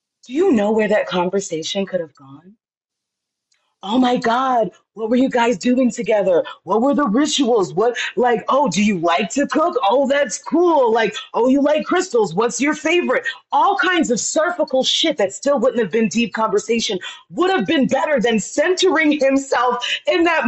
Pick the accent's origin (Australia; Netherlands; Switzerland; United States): United States; I'm American, but my family's from the Caribbean